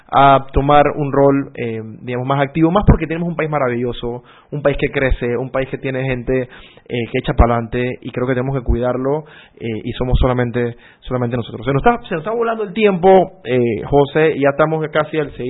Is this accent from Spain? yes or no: no; Panama